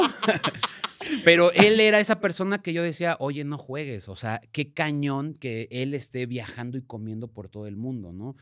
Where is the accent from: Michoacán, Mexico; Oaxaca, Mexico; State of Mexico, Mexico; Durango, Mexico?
State of Mexico, Mexico; Ciudad Nezahualcóyotl; yo soy de Ciudad Nesa